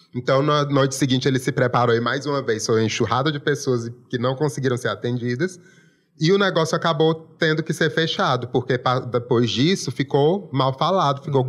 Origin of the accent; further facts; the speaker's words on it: Brazil; Eu sou nascido e criado aqui Sim. e me orgulho muito desse sotaque